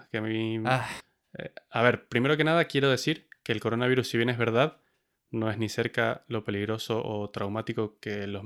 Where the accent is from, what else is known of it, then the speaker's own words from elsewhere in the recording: Argentina; No solo me casé, sino que me casé en Argentina, que es de donde soy, por si alguien no se dio cuenta.